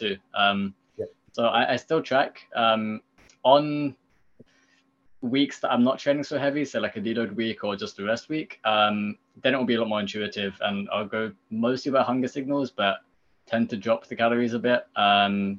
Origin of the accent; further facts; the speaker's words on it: United Kingdom; I come from Britain, so I know my background